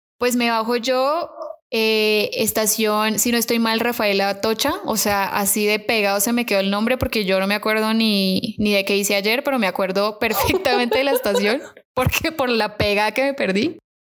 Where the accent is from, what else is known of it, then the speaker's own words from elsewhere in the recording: Colombia; accent: Colombian; moved away; estaba hablando con mi acento colombiano, se dio cuenta que era colombiana